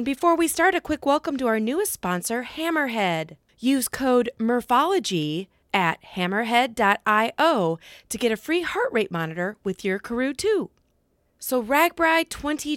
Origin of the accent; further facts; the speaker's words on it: Iowa, United States; my home state